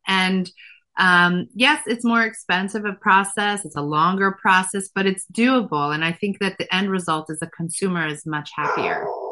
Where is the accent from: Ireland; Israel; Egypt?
Israel; Efrat; moved away as an adult; now in United States; I grew up religious um, in a town called Efrat